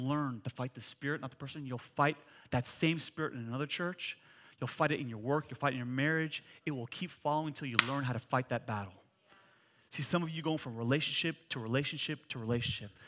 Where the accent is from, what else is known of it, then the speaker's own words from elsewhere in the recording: United States; I'm an American